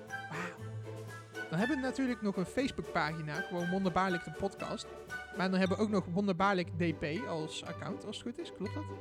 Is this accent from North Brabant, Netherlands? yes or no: yes; Boxtel, North Brabant, Netherlands; Ik ben 19 jaar oud en ik kom uit Bokstel